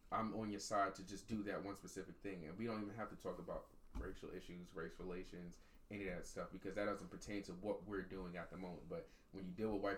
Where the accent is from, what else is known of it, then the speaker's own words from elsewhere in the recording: Long Island, New York, United States; We have two different perceptions of growing up in Long Island.